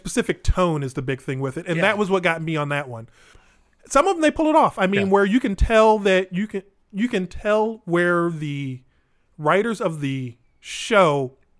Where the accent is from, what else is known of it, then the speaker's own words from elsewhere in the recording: Springfield, Illinois, United States; moved away as an adult; now in Chicago, United States; I'm not from Chicago. I'm from Springfield. I'm from Central Illinois. I've only been up here 20 years